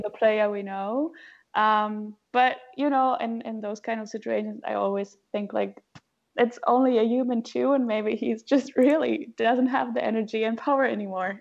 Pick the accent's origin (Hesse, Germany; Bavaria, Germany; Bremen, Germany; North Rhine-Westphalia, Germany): Hesse, Germany; Frankfurt; I'm from Frankfurt